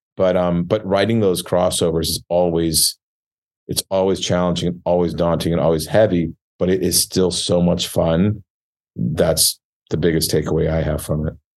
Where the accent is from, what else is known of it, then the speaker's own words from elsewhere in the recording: Michigan, United States; we all studied French growing up in Michigan